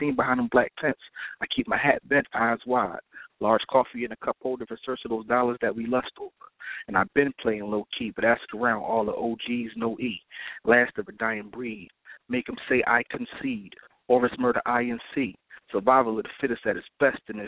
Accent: Philadelphia, Pennsylvania, United States; I'm from Philly

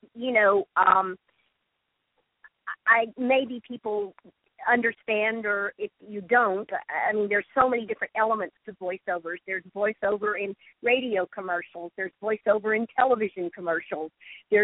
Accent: Dallas, Texas, United States; moved away; I'm basically from Dallas originally

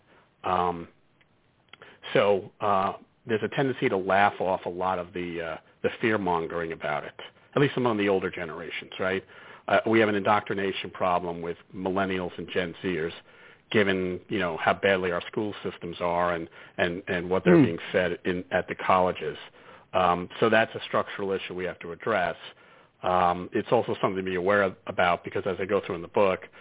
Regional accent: New York City, New York, United States; we're from Brooklyn originally

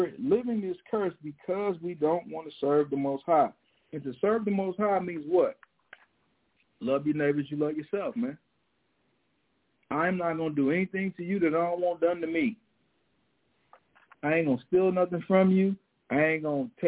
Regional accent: St. Louis, Missouri, United States; growing up in St. Louis

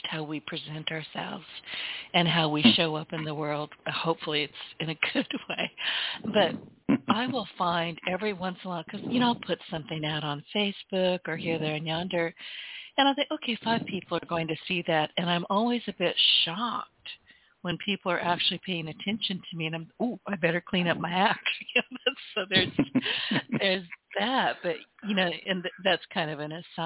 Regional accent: Deep South, United States; As a Southerner, we must feed you and give you coffee

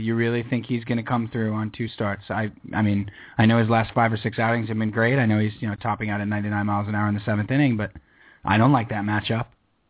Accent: New York, United States; And I'm from New York, and I lost my dialect a long time ago.

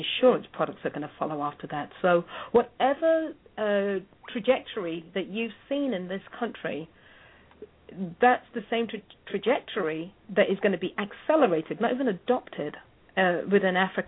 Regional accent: England, United Kingdom; now in United States; I'm English

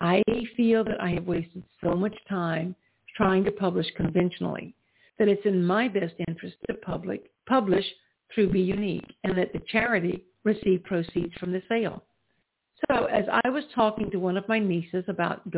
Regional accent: the South, United States; We grew up in the South

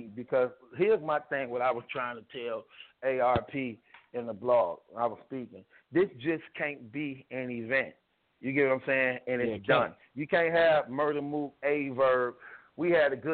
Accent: Chicago, Illinois, United States; I'm from Chicago just like him

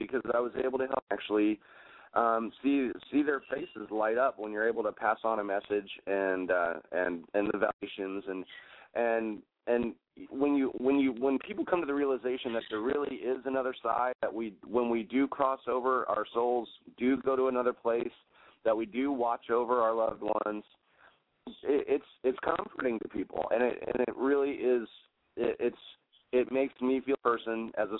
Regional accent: Gettysburg, Pennsylvania, United States; also born or lived in Elizabeth, New Jersey / Galveston Island, Texas; now in Galveston, United States; I grew up on the Gettysburg battlefield

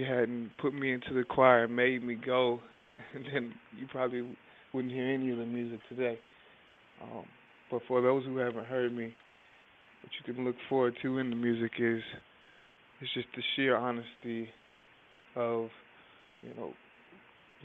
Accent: Durham, North Carolina, United States; I come from a town called Durham, North Carolina.

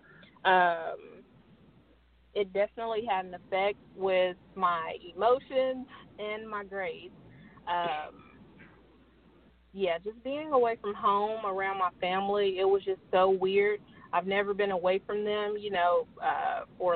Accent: Chicago, Illinois, United States; moved away; Growing up in Chicago

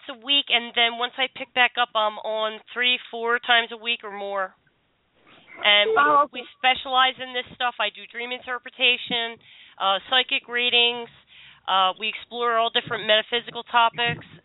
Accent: Philadelphia, Pennsylvania, United States; I'm from South Philly. I grew up in South Philly.

